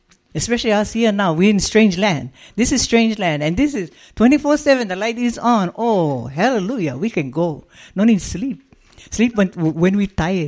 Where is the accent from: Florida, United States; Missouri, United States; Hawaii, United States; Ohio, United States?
Hawaii, United States; now in Las Vegas, United States; We come from Hawaii.